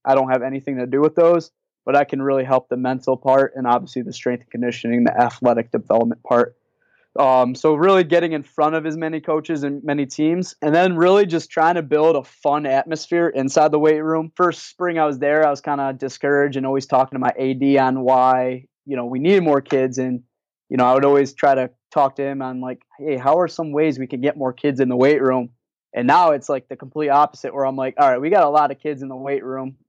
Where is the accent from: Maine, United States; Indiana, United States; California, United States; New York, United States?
New York, United States; Rochester; also born or lived in Plattsburgh, New York; I grew up in Rochester, which is in Western New York, in between Syracuse and Buffalo.